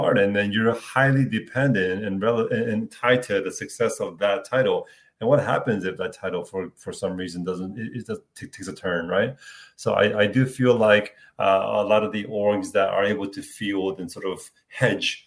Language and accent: English; Philadelphia, Pennsylvania, United States; moved away; I grew up in Philadelphia